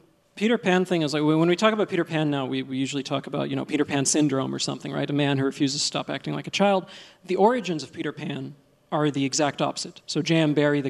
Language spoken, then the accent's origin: English; Egypt; born there; accent: Egyptian; English is a second language; finally we got to Egypt, where I was born. And when I said, you know, well, I was born in Egypt, and he sort of nodded, and he said, yeah, I could hear the Egyptian in your accent.